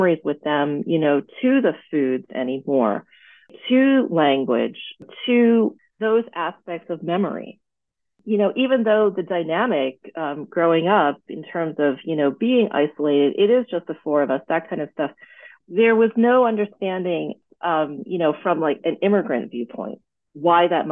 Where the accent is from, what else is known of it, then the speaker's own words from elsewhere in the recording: United States; an American-born daughter of Thai immigrants